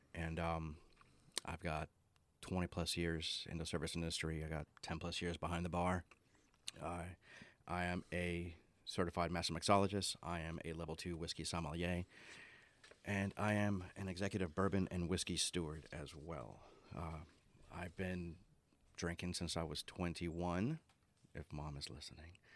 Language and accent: English; Orlando, Florida, United States; moved away; I grew up in Orlando